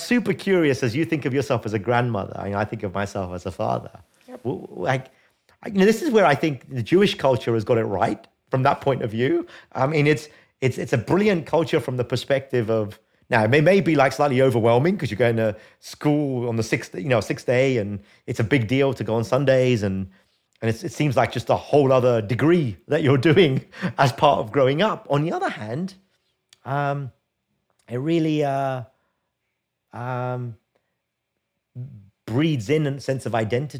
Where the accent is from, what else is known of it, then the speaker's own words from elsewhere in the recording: London, United Kingdom; I grew up in England. I was born in England, and my parents are both Indian.